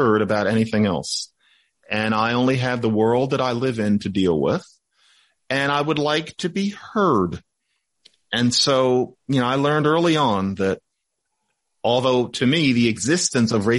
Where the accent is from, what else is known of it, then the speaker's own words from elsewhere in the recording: United States; I'm from the United States.